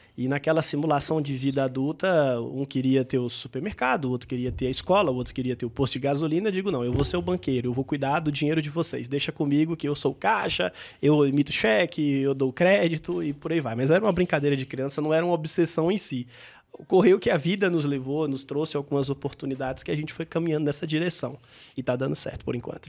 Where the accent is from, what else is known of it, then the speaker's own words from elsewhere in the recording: interior of Bahia, Brazil; also born or lived in Salvador; eu sou um baiano, de, do, nasci em Salvador, mas cresci no interior da Bahia